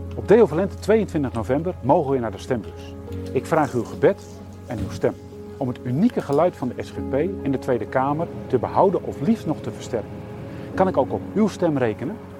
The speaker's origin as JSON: {"language": "Dutch", "town": "Elspeet", "region": "Gelderland", "country": "Netherlands", "tie": "born or raised there", "said": "Ik sta hier in Elspet, het dorp waar ik opgegroeid ben, waar ik woon"}